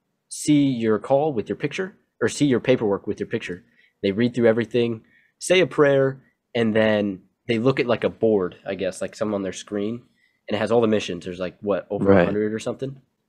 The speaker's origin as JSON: {"language": "English", "region": "Okinawa", "country": "Japan", "tie": "born or raised there", "also_born_or_lived": "Hawaii, United States", "said": "I grew up on Okinawa and Hawaii, two islands, right in between is my mission."}